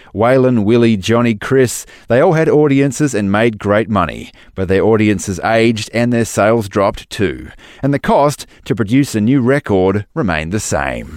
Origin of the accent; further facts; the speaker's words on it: Western Australia, Australia; Boddington is a little town in the southwest of my home state of Western Australia